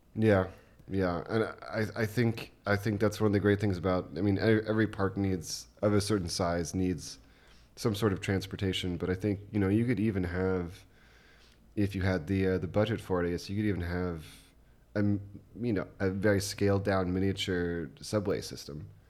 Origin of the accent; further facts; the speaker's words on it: United States; moved away as an adult; now in Germany; growing up as an American